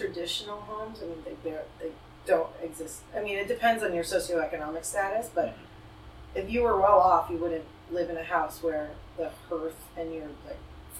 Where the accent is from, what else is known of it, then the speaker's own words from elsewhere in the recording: Thailand; moved away as an adult; now in Los Angeles, United States; I grew up in Thailand, actually. And I'm third generation Indian Thai.